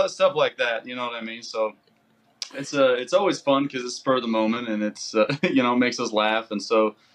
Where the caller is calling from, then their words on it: Salt Lake City, Utah, United States; Uh, so we're in Salt Lake City.